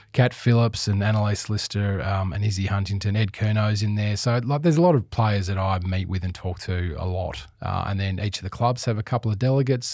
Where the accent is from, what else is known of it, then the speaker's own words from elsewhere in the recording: Perth, Western Australia, Australia; also born or lived in Adelaide; now in Melbourne, Australia; growing up in Perth